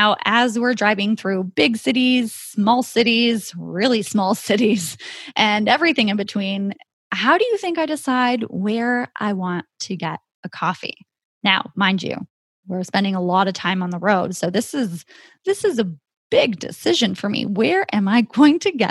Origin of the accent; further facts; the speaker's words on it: Canada; my home country of Canada